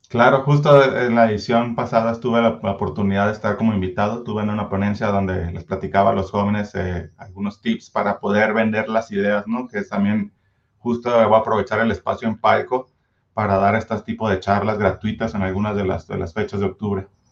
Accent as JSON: {"language": "Spanish", "town": "Culiacán", "region": "Sinaloa", "country": "Mexico", "moved": "yes", "lives_now": "Zapopan, Mexico", "said": "yo soy originario de Culiacán, Sinaloa, pero ya tengo aquí mis 13 años viviendo en Zapopan"}